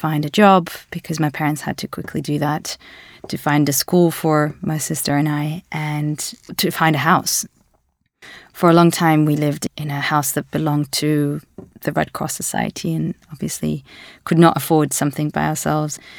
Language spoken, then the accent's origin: English; Latvia; For a very long time, if I said I'm from Latvia, I would immediately have to explain where it is in the world. So I would give that context because it's a very small Baltic country and no, not many people know it